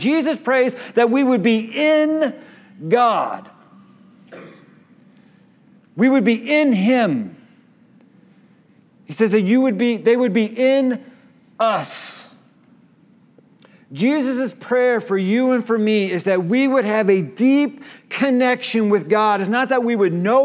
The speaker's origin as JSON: {"language": "English", "town": "Kansas City", "region": "Missouri", "country": "United States", "tie": "born or raised there", "said": "I was born in Kansas City"}